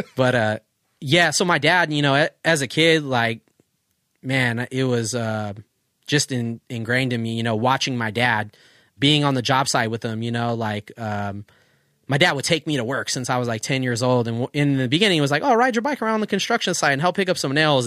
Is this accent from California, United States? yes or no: yes; Oceanside, California, United States; where we grew up in Oceanside